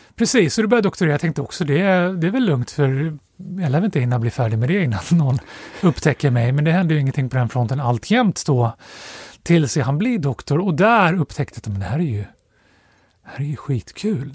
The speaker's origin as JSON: {"language": "Swedish", "town": "Stockholm", "region": "Stockholm County", "country": "Sweden", "tie": "born or raised there", "said": "Jag är uppvuxen i Storstockholm, precis utanför tullarna, över bron ifrån Södermalm, så jag är uppvuxen på, right. i Axelsberg"}